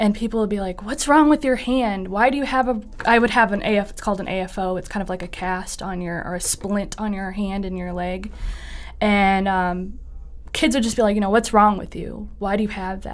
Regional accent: Toledo, Ohio, United States; I was born in Toledo, Ohio, and I was born at Mercy Hospital. I grew up in the Old West End

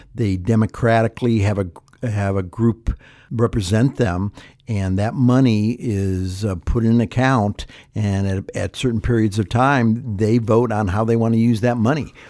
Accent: Ohio, United States; now in California, United States; growing up in Ohio, my mother was not a, a creative cook

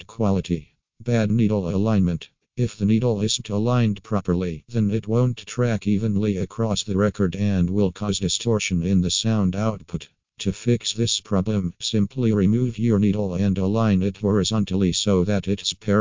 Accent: Ukraine; from Ukraine.

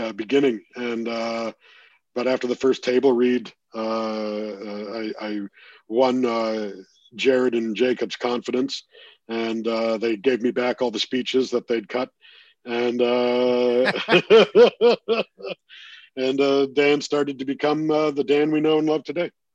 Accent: Toronto, Ontario, Canada; being in my hometown

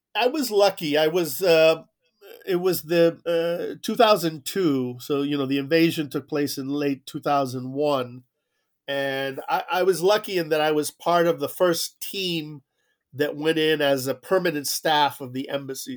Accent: South Florida, United States; moved away as an adult; also born or lived in Cuba; came to Miami like so many others, and I grew up in South Florida

